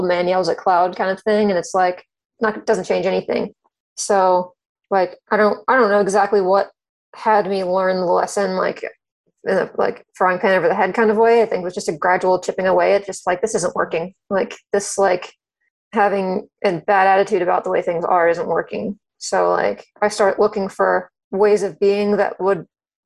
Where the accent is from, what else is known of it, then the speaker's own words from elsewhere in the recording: Cary, North Carolina, United States; I grew up in Cary, North Carolina, which is a suburb of Raleigh, North Carolina